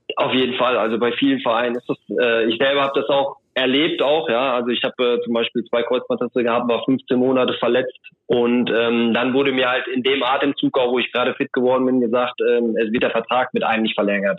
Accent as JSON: {"language": "German", "area": "Soest district", "region": "North Rhine-Westphalia", "country": "Germany", "said": "ich komme aus dem Kreis Soest"}